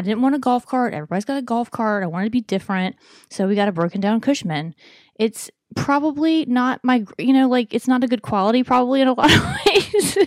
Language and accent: English; Alabama, United States; moved away; I'm from Alabama.